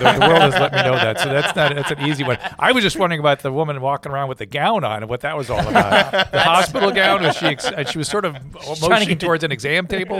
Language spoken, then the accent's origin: English; Philadelphia, Pennsylvania, United States; moved away as an adult; also born or lived in California; I grew up in Philadelphia.